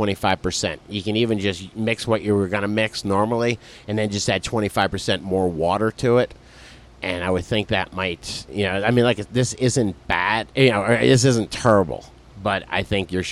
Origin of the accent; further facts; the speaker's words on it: Philadelphia, Pennsylvania, United States; I'm from Philly